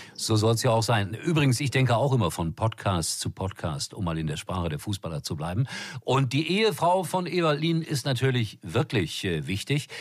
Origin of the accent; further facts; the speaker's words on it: Gelsenkirchen, North Rhine-Westphalia, Germany; moved away; ich bin dort zur Welt gekommen. Das ist meine Heimat